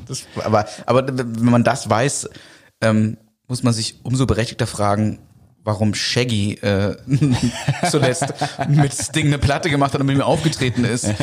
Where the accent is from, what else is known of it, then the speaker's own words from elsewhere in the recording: Germany; ich bin ja Deutscher